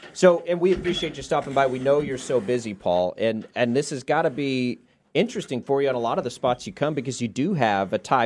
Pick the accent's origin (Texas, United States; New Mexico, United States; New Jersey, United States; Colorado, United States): Texas, United States; Texas Panhandle, United States; I grew up in the Panhandle of Texas